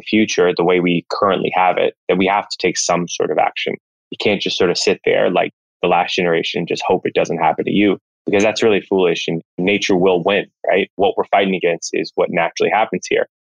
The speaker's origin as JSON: {"language": "English", "town": "Washington", "region": "District of Columbia", "country": "United States", "tie": "born or raised there", "said": "I was raised in Washington, D.C."}